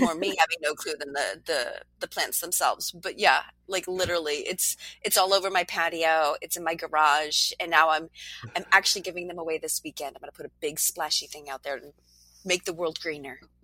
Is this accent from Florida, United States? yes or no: no; New Hampshire, United States; moved away; my home state of New Hampshire